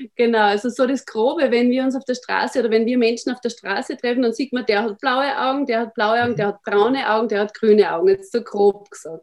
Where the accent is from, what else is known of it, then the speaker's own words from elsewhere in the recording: Austria; ich bin aus Österreich